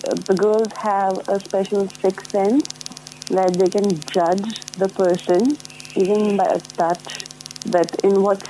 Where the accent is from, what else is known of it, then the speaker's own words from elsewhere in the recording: India; moved away as an adult; now in New Zealand; In India, you are all like, I am the Indian girl type.